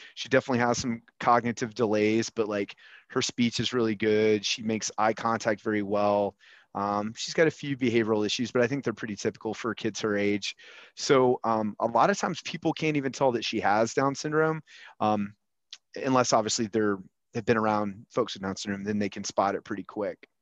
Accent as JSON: {"language": "English", "town": "Huntsville", "region": "Alabama", "country": "United States", "tie": "born or raised there", "said": "So I grew up with you in Huntsville, Alabama"}